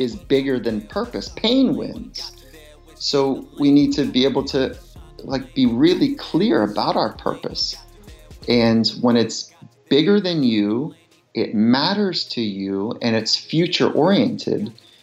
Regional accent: Southern California, United States; also born or lived in Virginia; I grew up in Southern California and, I didn't really fit here because I was born on a farm in Virginia

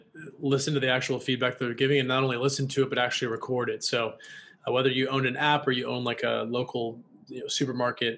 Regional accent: Washington, United States; also born or lived in Los Angeles; now in Austin, United States; I'm from Washington State

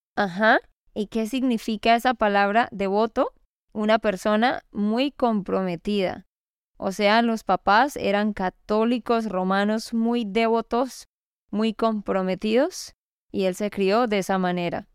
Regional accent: Santander, Colombia; de Santander, Colombia.

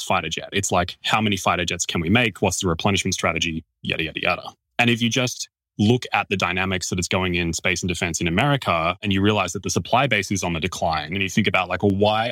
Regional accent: Australia; as an Australian

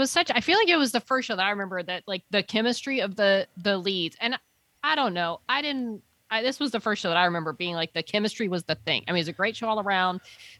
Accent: United States; I'm an American

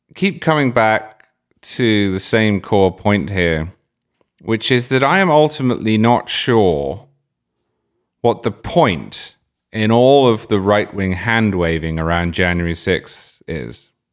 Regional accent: Cambridge, East of England, United Kingdom; moved away; also born or lived in Oxford; I grew up in Cambridge, I went to university in Oxford

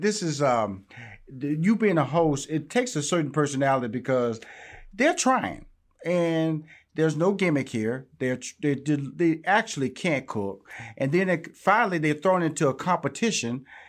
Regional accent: Houston, Texas, United States; I'm from Houston, Texas, and I know a Southern draw when I hear

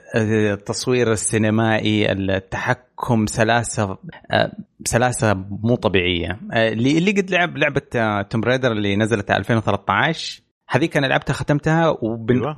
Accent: Eastern Province, Saudi Arabia; عندنا في الشرقيه

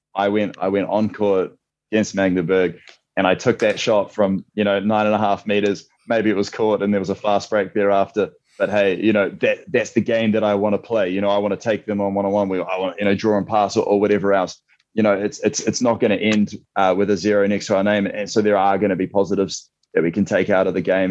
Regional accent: New Zealand; previously played my handball uh, almost completely in Wellington uh, in New Zealand

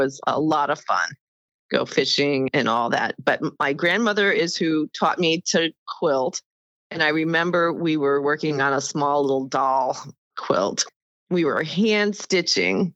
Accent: Davenport, Iowa, United States; moved away as an adult; also born or lived in Heidelberg, Germany / Northern Virginia; I was born and raised in Davenport, Iowa, which is on the eastern side of the state of Iowa

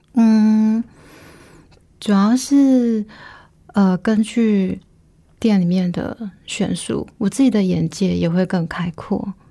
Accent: Taiwan; 我在农村长大

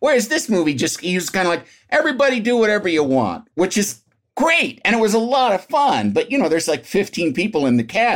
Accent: Illinois, United States; I grew up in Illinois, and I went to film school in Chicago.

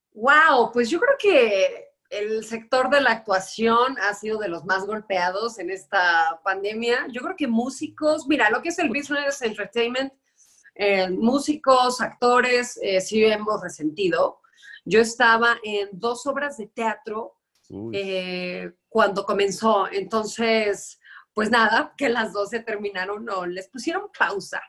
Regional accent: Guadalajara, Jalisco, Mexico; moved away as an adult; now in Mexico City, Mexico; yo soy tapatía, estuve allá 29 años de mi vida

